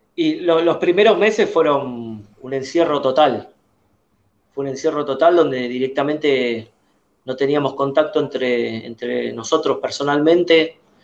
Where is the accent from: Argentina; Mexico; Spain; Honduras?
Argentina; Buenos Aires; precisamente de, de, Capital Federal, de la ciudad de Buenos Aires